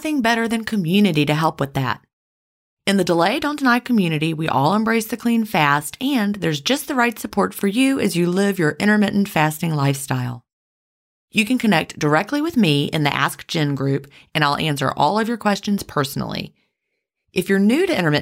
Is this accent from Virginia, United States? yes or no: yes; Virginia, United States; also born or lived in the South; when I grew up in Virginia